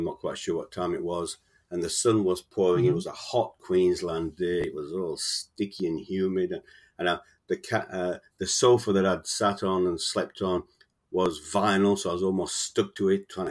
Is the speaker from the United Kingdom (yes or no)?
yes; Sheffield, Yorkshire and the Humber, United Kingdom; moved away as an adult; now in Australia; I was born in Sheffield in the UK, South Yorkshire, and I moved to Australia in the mid-70s